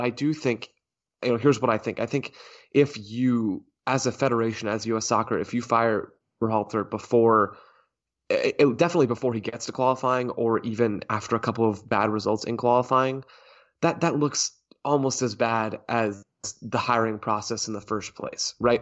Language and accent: English; United States; as an American soccer consumer